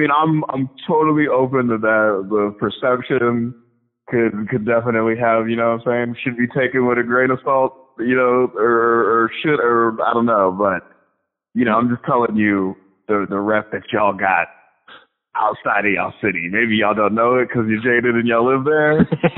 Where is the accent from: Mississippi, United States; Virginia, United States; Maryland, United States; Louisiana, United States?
Virginia, United States; moved away; I'm originally from Virginia